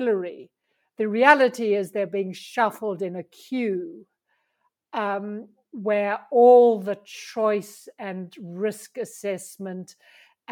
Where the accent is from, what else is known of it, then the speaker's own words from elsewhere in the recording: South Africa; moved away as an adult; now in Pyrenees; I'm South African